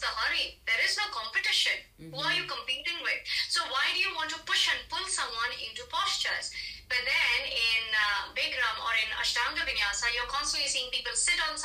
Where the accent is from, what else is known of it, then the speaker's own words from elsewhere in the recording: India; I'm Indian